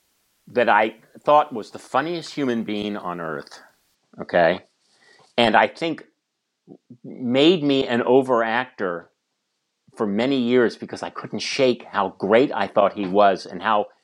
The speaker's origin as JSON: {"language": "English", "region": "California", "country": "United States", "tie": "born or raised there", "also_born_or_lived": "San Francisco", "said": "Believe me, I grew up in small farm towns in the San Joaquin Valley."}